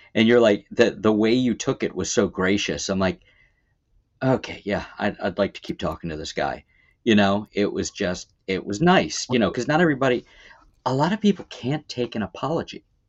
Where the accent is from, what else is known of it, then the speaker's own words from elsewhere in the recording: Baltimore, Maryland, United States; now in Erie, United States; I am from Baltimore.